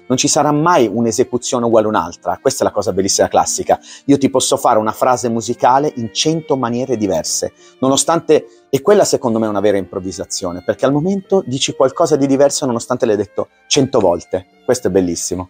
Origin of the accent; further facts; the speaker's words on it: Palermo, Sicily, Italy; now in Como, Italy; sono di Como acquisito perché sono nato a Palermo. Ci tengo molto perché le mie, le mie origini sono siciliane.